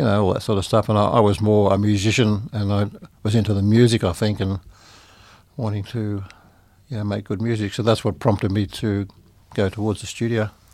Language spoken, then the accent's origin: English; Sydney, New South Wales, Australia; I was born in Sydney